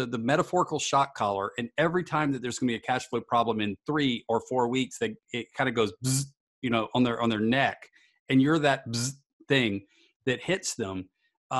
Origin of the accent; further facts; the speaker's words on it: Savannah, Georgia, United States; I grew up in Savannah